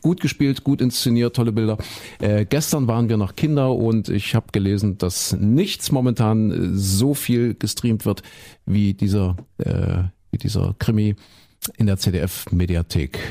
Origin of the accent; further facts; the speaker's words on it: Köthen, Saxony-Anhalt, Germany; moved away; also born or lived in Leipzig; nach Köthen, wo ich herkomme, Sachsen.